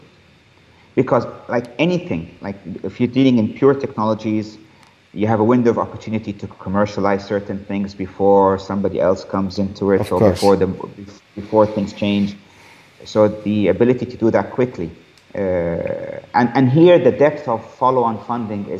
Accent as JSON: {"language": "English", "town": "Cairo", "region": "Cairo Governorate", "country": "Egypt", "tie": "born or raised there", "said": "this is my home country or this is my hometown"}